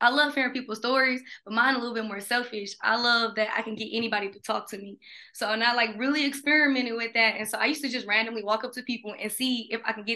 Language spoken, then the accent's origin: English; Milwaukee, Wisconsin, United States; I'm from Milwaukee and I understand what goes on in the city